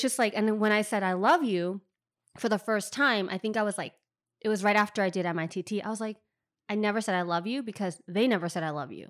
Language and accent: English; San Francisco, California, United States; moved away as an adult; also born or lived in China; now in New York, United States; I lived in, lived in and grew up in Richmond